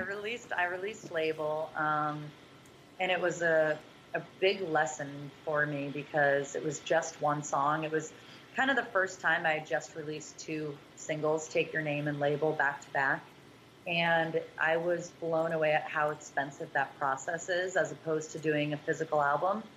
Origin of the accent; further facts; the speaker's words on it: Massachusetts, United States; we we're both from Mass